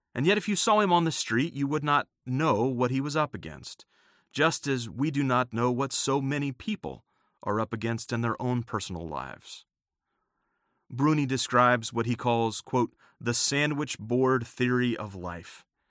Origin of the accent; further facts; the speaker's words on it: United States; my home country of the United States